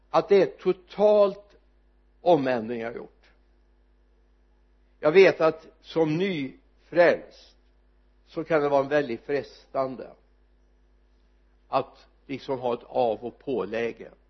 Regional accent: Sweden; jag är svensk

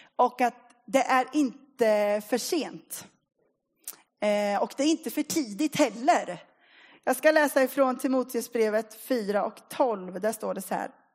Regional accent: Linköping, Östergötland, Sweden; moved away as an adult; now in Motala, Sweden; Jag är uppvuxen i Linköping

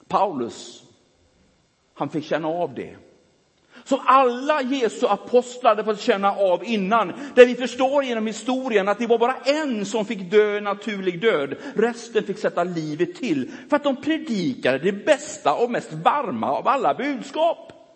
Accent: Gothenburg, Västra Götaland, Sweden; born or raised there

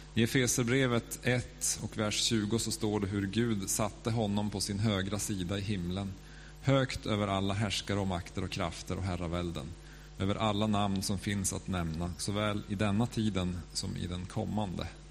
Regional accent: Norrland, Sweden; accent: Norrland; now in Stockholm, Sweden; jag är liksom norrlänning

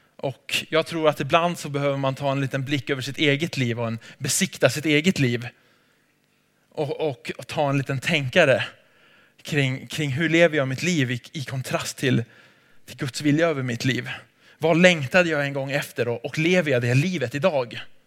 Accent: Sweden; jag är från Sverige

